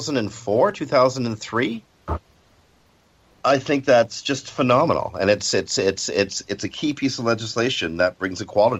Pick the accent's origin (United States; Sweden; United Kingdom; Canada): Canada; I'm Canadian